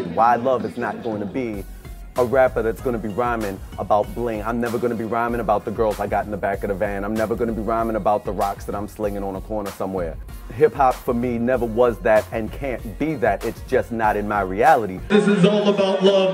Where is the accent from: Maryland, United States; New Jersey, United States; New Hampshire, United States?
Maryland, United States; Baltimore; now in New York, United States; I was raised in Baltimore by my mother, who raised me by herself on less than $20,000 a year